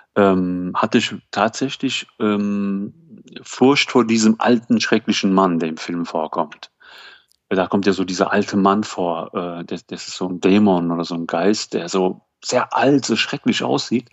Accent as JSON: {"language": "German", "country": "Germany", "said": "ich komme aus Deutschland"}